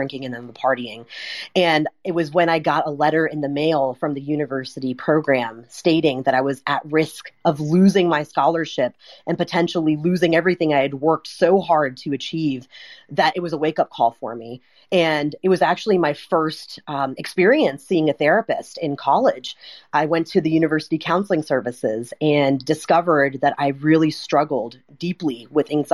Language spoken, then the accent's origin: English; United States; being a traditionally raised Indian woman here in the States